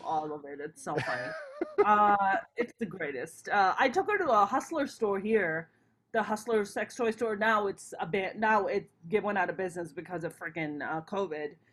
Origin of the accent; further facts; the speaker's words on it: Pakistan; moved away; I'm a Pakistani Muslim